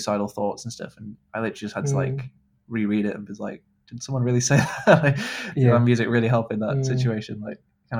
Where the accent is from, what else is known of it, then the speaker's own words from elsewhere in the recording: Manchester, North West England, United Kingdom; that's kind of grown up in Manchester.